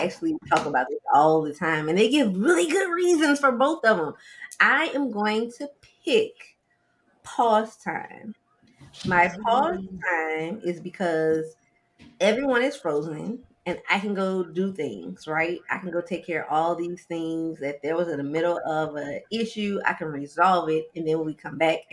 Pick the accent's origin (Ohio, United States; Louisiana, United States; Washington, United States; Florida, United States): Louisiana, United States; New Orleans; now in Atlanta, United States; I am originally from New Orleans, and now I live in Atlanta, Georgia.